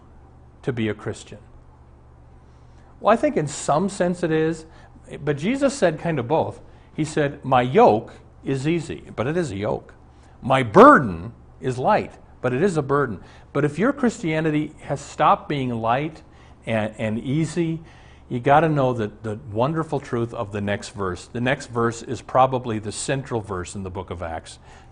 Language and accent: English; Omaha, Nebraska, United States; Our family doctor growing up in Omaha was Dr. Armbrust.